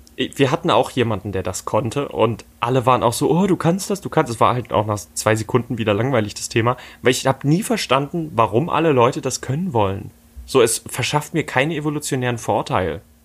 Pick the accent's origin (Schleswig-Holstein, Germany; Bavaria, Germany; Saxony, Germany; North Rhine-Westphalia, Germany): Saxony, Germany; Dresden; hier in Dresden, wo ich aufgewachsen bin